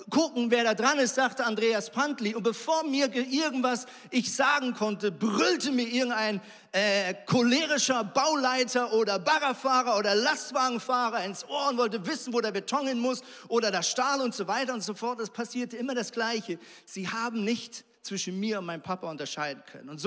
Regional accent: Switzerland; Also ich komme zum Beispiel aus der Schweiz und in der Schweiz ist es so

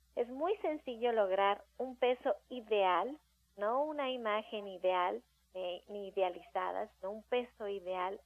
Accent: Mexico

